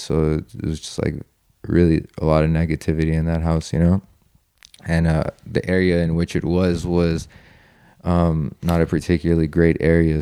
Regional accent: Italy; moved away; also born or lived in Iran / California; I wanna go back to Italy, I wanna go back to my hometown

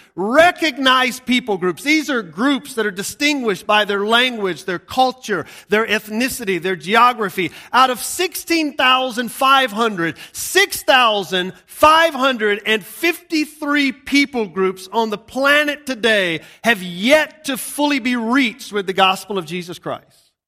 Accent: Georgia, United States; moved away; I'm from Georgia. I was living in a redneck paradise when I got saved.

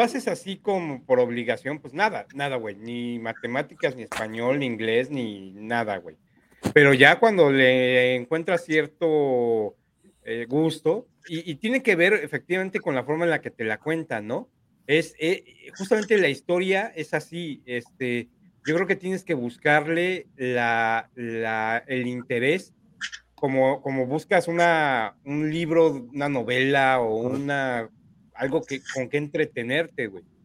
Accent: Mexico; como mexicanos

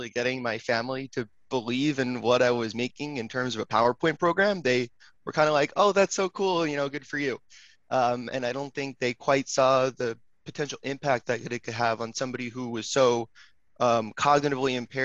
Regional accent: Long Island, New York, United States; also born or lived in Manhattan, New York; I am originally from Long Island, New York. I now live back in Manhattan

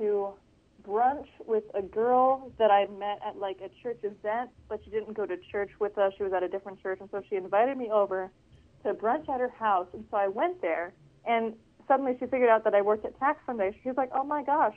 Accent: Midland, Michigan, United States; moved away as an adult; now in Washington, D.C., United States; my hometown in Midland, Michigan

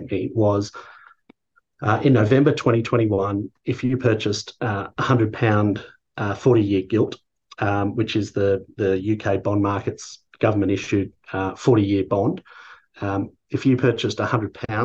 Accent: Australia; being an Australian

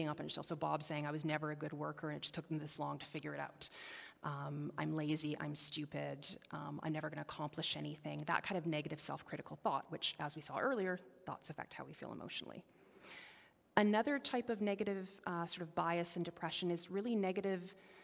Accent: White Rock, British Columbia, Canada; I grew up in White Rock, and it doesn't snow in White Rock

